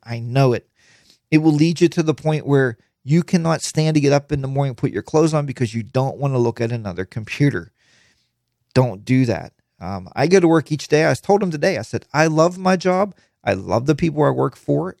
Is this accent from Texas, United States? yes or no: no; Pittsburgh, Pennsylvania, United States; I'm from Pittsburgh.